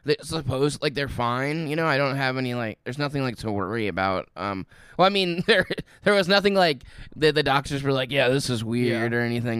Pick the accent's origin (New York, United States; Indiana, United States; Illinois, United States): Indiana, United States; I'm from Indiana